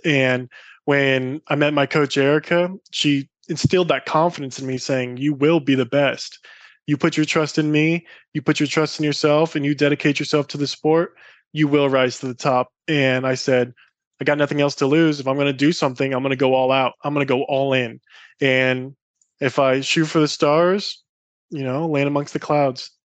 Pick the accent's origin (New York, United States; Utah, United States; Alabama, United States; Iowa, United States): Iowa, United States; Growing up in Iowa was incredible